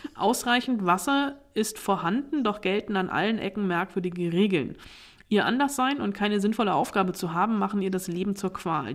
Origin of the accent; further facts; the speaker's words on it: Germany; bei uns in Deutschland